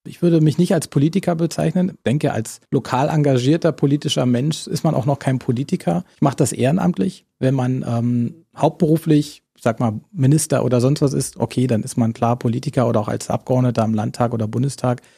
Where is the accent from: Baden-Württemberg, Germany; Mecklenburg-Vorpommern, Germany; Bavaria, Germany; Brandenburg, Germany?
Brandenburg, Germany; Cottbus; Natürlich ist Cottbus meine Heimatstadt